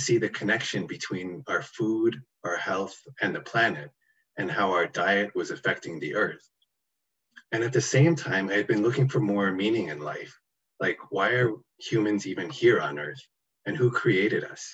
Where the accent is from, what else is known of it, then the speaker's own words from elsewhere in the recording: Toronto, Ontario, Canada; I was born and raised in Toronto, Canada